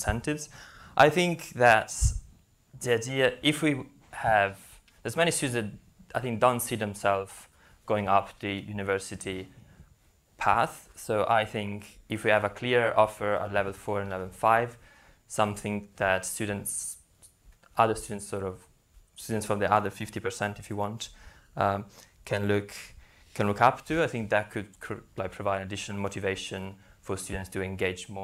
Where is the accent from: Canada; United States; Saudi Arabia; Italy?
Italy; now in United Kingdom; I come from Italy